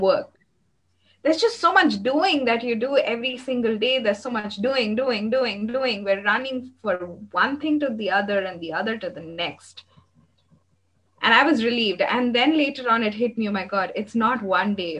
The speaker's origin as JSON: {"language": "English", "country": "India", "said": "I am from India"}